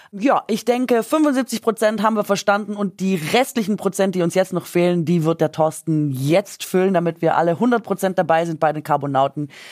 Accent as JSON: {"language": "German", "town": "Gingen an der Brenz", "region": "Baden-Württemberg", "country": "Germany", "tie": "born or raised there", "accent": "Swabian", "said": "es ist schon wieder meine Heimat"}